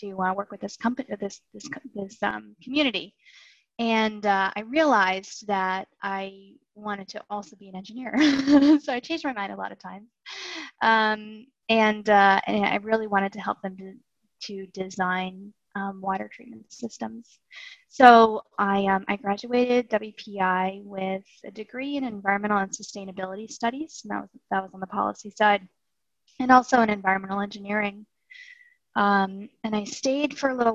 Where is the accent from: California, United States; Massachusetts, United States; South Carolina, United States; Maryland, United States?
Massachusetts, United States; I was born and raised in Massachusetts